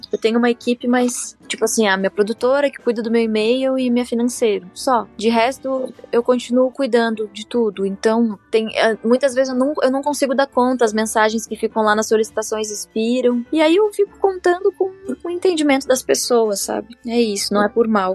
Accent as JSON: {"language": "Portuguese", "town": "Torres", "region": "Rio Grande do Sul", "country": "Brazil", "tie": "born or raised there", "said": "da cidade onde eu me criei, que foi em Torres, uma praia do Rio Grande do Sul"}